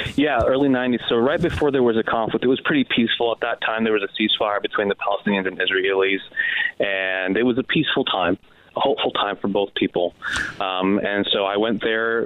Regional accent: San Diego, California, United States; also born or lived in Gaza; I was born and raised in East County

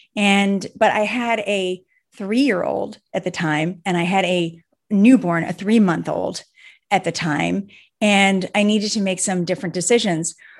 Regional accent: Cleveland, Ohio, United States; I'm from Cleveland, Ohio

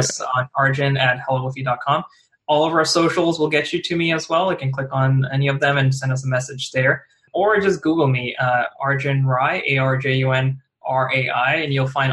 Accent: New Jersey, New York metropolitan area, United States; we're all from the New Jersey, New York area

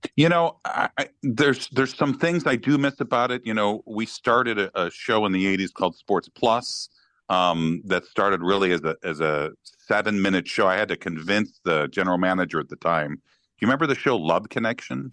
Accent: Chicago, Illinois, United States; now in St. Louis, United States; I grew up in Chicago

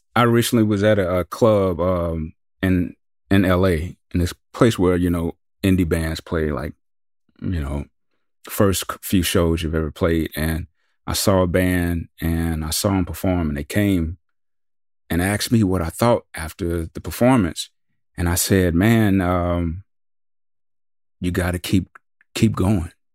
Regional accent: the South, United States; we're from the South

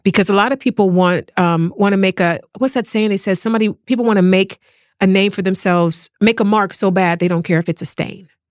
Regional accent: East Cleveland, Ohio, United States; moved away as an adult; now in Los Angeles, United States; I was born and bred in East Cleveland, Ohio

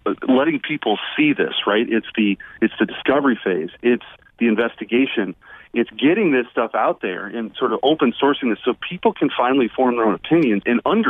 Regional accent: Missouri, United States; I come from the Show Me State, Sean, and one of the things we take pride in the state is we're skeptical.

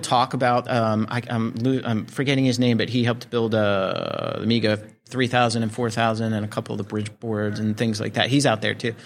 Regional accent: New Jersey, United States; I was growing up in Jersey.

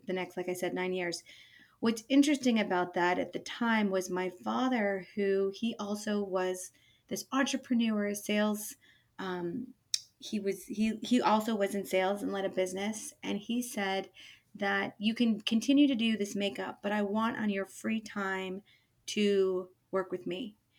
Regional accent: Bay Area, California, United States; moved away as an adult; now in Portland, United States; So from the Bay Area, um, lived there most of my life until moving to Portland 10 years ago

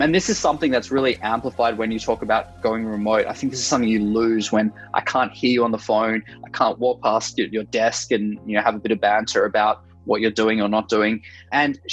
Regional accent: Australia; accent: Australian; moved away as an adult; now in San Francisco, United States; I'm Australian originally, as you can hear from my accent, based in San Francisco.

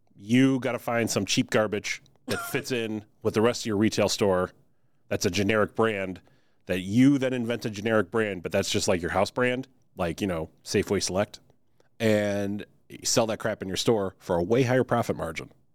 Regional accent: Chicago, Illinois, United States; I'm from Chicago

